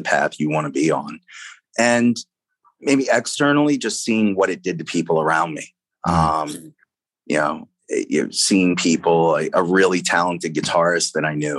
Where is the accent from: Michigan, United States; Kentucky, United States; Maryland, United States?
Maryland, United States; Baltimore; moved away; the need to get out of Baltimore